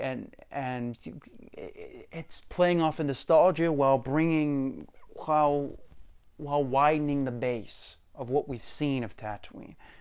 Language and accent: English; United States; as American people